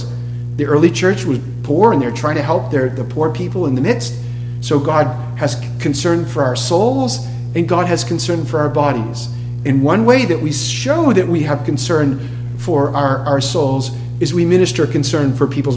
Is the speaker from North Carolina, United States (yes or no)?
no; Boston, Massachusetts, United States; moved away; I'm from Boston